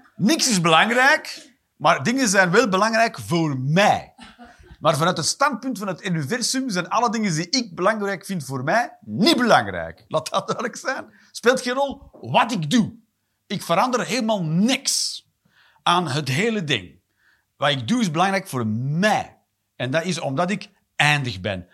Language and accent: Dutch; Flanders, Belgium; ik ben een Vlaming